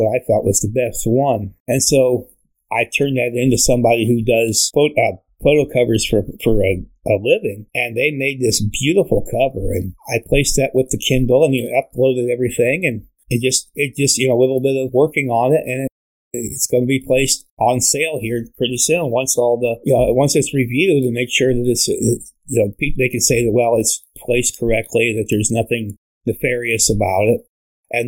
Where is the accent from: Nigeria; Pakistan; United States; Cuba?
United States; Fort Wayne, Indiana; moved away; my hometown in Fort Wayne